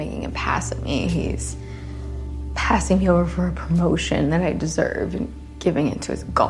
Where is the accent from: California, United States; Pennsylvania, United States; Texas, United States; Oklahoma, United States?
Pennsylvania, United States; Philadelphia; born there; I was born here in Philly. I got my finance degree from Penn, and now I work as an accountant at an investment firm.